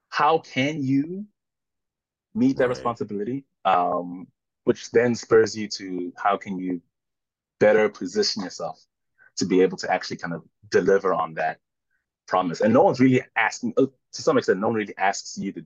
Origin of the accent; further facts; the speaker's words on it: South Africa; moved away as an adult; now in New York City, United States; I'm South African born, proudly South African